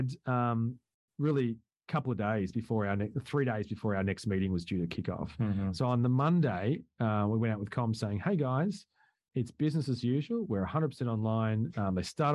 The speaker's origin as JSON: {"language": "English", "country": "Australia", "said": "I'm from Australia."}